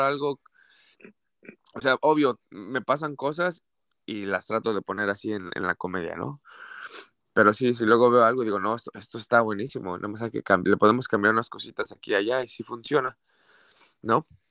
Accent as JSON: {"language": "Spanish", "region": "Mexico City", "country": "Mexico", "tie": "born or raised there", "moved": "as an adult", "lives_now": "Santa Barbara, United States", "said": "nací en la Ciudad de México, soy de la Ciudad de México"}